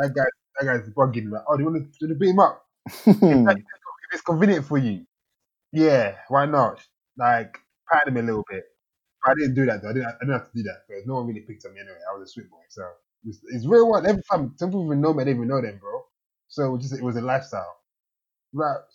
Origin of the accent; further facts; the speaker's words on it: Kent, South East England, United Kingdom; also born or lived in Nigeria; I grew up in Kent